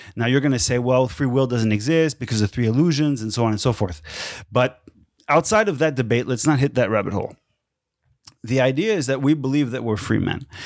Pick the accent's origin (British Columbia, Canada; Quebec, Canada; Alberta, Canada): Quebec, Canada; Quebec City; where I grew up in Quebec City was in the old part of the city